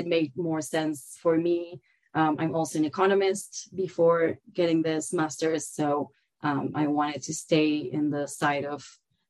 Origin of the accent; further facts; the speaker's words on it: Concordia, Entre Ríos, Argentina; English is a second language; moved away as an adult; also born or lived in Patagonia / Buenos Aires; now in Lake Tahoe, United States; I was actually born down in the south in the Patagonia region, mm-hmm. but I grew up in a small town called Concordia that's 4 hours north of Buenos Aires, the capital mm-hmm. city. And I lived there until I was about 18 and moved to Buenos Aires